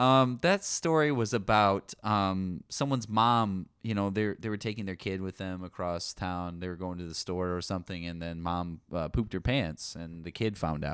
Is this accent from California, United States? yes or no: yes; California, United States; I'm from Yeehaw, California. My parents are actually both landlords